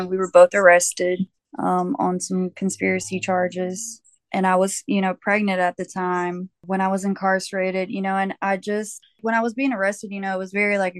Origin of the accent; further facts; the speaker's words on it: Georgia, United States; I'm from Georgia. I was born here, raised here, pretty much lived here my whole entire life